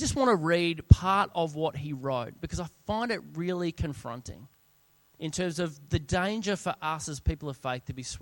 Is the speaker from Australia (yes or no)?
yes; South Australia, Australia; moved away as an adult; also born or lived in Sydney; We were both born and bred in South Australia, and we'd moved over to Sydney